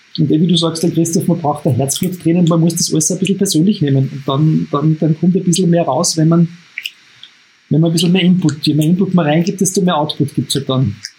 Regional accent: Upper Austria, Austria; als Oberösterreicher

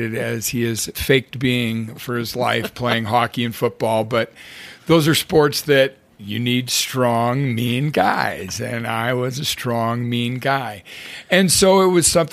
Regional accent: Spokane, Washington, United States; we played growing up in Spokane.

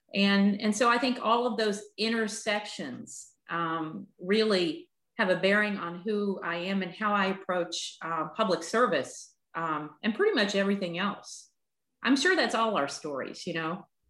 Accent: Appalachia, United States; growing up in Appalachia

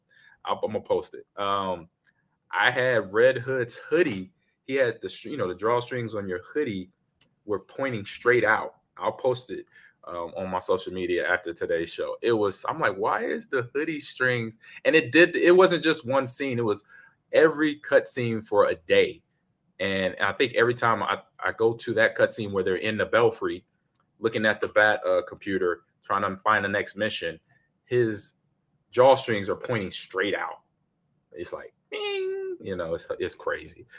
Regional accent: Nebraska, United States; I'm from Nebraska, so we a beef state all day.

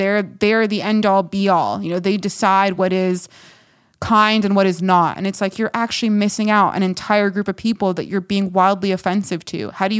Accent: Los Angeles, California, United States; I was born in Los Angeles? Am I not American? Just because, yeah, I'm a first generation American

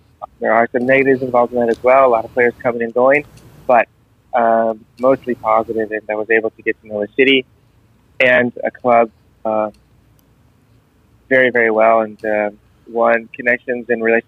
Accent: San Diego, California, United States; From day one, I was convinced, and I had the pleasure of growing up and playing for the Nomads

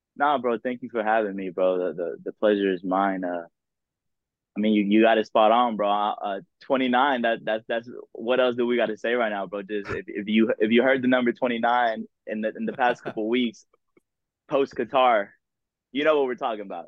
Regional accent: Dallas, Texas, United States; I grew up in Dallas

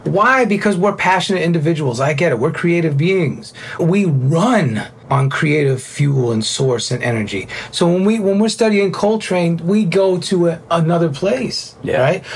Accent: New York, United States; moved away; also born or lived in South Florida; Being a New Yorker, a Cuban Italian New Yorker

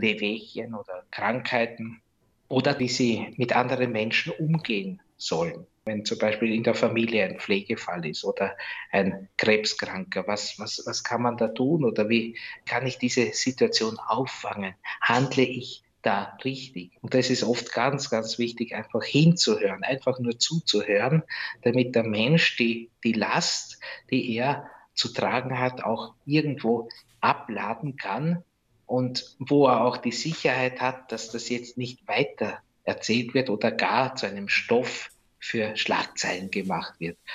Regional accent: Rosendorf, Lower Austria, Austria; now in Geras, Austria; meiner Heimat Rosendorf

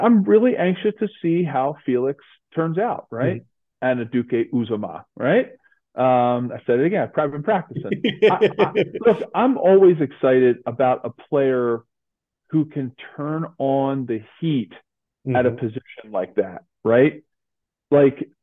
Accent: Philadelphia, Pennsylvania, United States; My hometown of Philly

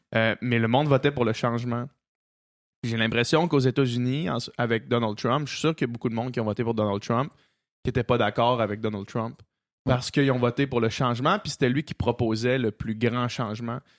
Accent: Quebec City, Quebec, Canada; moved away; on vient de Québec

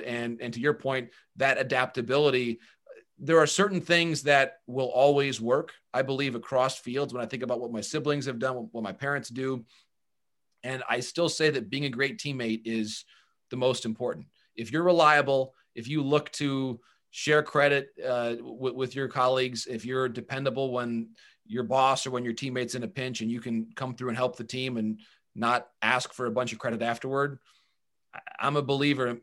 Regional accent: Bay City, Michigan, United States; moved away as an adult; also born or lived in Marquette, Michigan / Essexville, Michigan; I was born in Marquette, so I was born in the U P. And then I grew up in the Bay City area. I, I went to high school in a, in a town called Essexville, Michigan

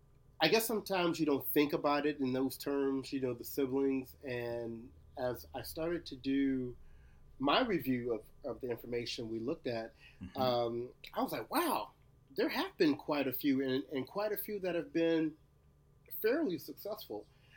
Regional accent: Shreveport, Louisiana, United States; they come from my hometown, Shreveport, Louisiana.

